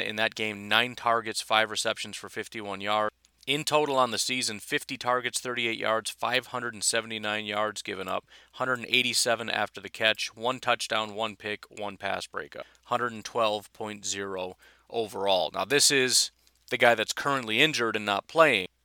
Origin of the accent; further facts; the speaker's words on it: Illinois, United States; now in Wisconsin, United States; I am from Illinois originally